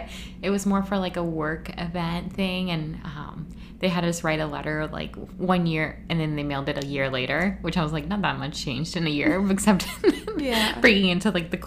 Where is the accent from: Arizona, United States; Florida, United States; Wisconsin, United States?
Florida, United States; also born or lived in Puerto Rico; I was born in Puerto Rico, grew up in Florida